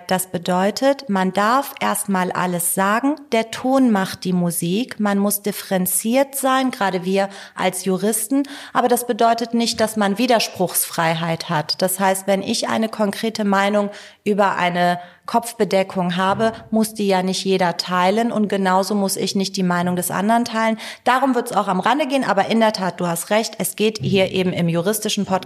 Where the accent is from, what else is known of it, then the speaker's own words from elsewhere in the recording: Tehran, Tehran Province, Iran; German is a second language; now in Germany; Wobei ich kann jetzt nur für Teheran und den Norden Irans sprechen, wo ich herkomme.